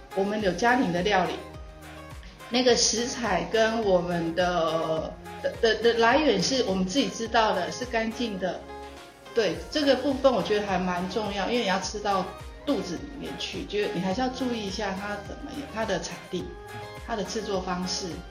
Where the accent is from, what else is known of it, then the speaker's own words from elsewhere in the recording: Changhua County, Taiwan; moved away as an adult; also born or lived in Tainan; now in Luye, Taitung, Taiwan; 我是出，在彰化出生，我家从小我们就是经营绵米厂，所以我是在米， 米队里面长大的